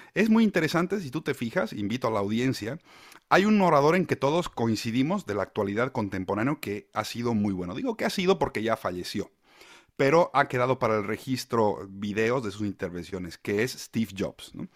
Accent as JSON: {"language": "Spanish", "country": "Bolivia", "moved": "as an adult", "lives_now": "Spain", "said": "Bolivia, que es de donde yo vengo"}